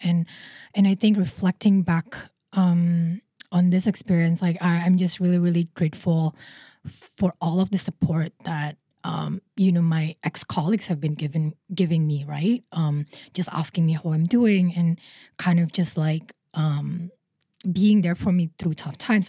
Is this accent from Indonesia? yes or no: yes; Indonesia; now in Singapore; I'm originally from Indonesia